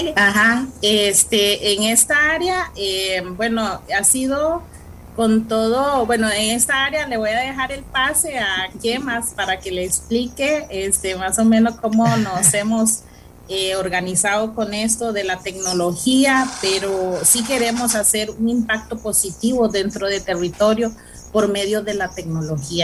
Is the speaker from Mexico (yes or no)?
no; Costa Rica; first language Cabécar; Spanish is a second language; yo soy indígena cabecar de Alto Chirripó, específicamente Alto Pacuar